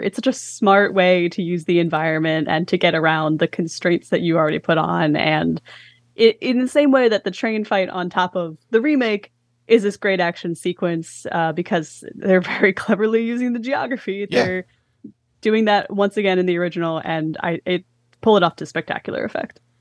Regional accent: Philadelphia, Pennsylvania, United States; my hometown

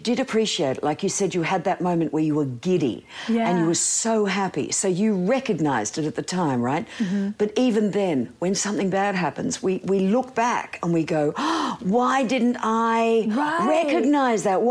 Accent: Australia; moved away; I'm from Australia

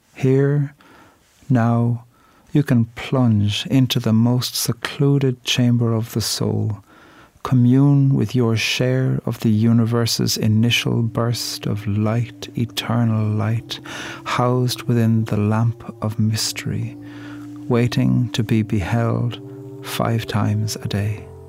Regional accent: Ireland; I'm a poet from Ireland. And when I grew up, we learned poetry in Irish and English off by heart every week from the age of five.

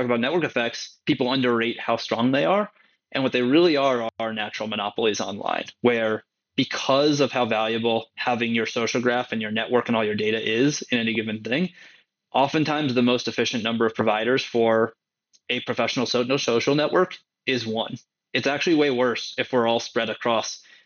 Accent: San Francisco, California, United States; now in New York, United States; I grew up in San Francisco and live in New York now

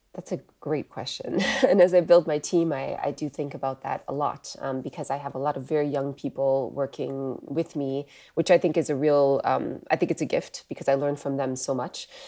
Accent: Wisconsin, United States; moved away as an adult; also born or lived in Europe; I'm actually from the U S originally. I grew up, uh, in the Midwest in Wisconsin

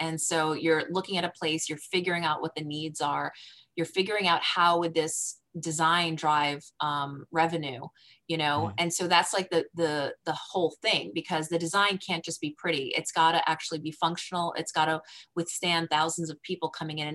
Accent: New Jersey, United States; I'm from New Jersey, metropolitan area

